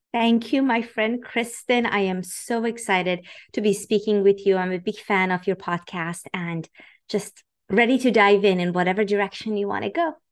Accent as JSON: {"language": "English", "country": "Iran", "tie": "born or raised there", "moved": "yes", "said": "I was born and raised in Iran"}